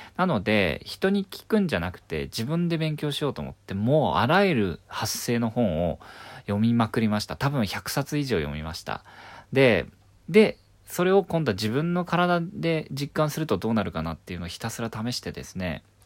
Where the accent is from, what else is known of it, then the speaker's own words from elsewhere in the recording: Kyushu, Miyazaki, Japan; now in Tokyo, Japan; 九州の宮崎県で生まれた